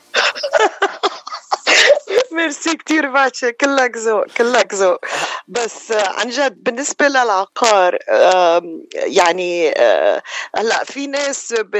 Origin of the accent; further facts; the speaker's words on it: Beirut, Beirut Governorate, Lebanon; moved away as an adult; now in Los Angeles, United States; أنا من رأس بيروت وأمي من حلب وصار لي بلوس أنجلوس آه، هاي 31 سنة تقريبا